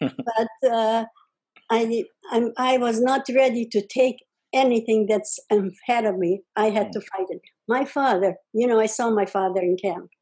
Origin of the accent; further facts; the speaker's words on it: Czechoslovakia, village near Uzhhorod, Zakarpattia Oblast, Ukraine; moved away; I was born in Czechoslovakia, which is Russia, by the way, right now, or the Ukraine, actually